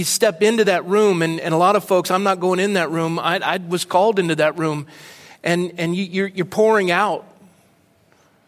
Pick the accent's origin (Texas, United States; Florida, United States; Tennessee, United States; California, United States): California, United States; Coronado; my hometown in Coronado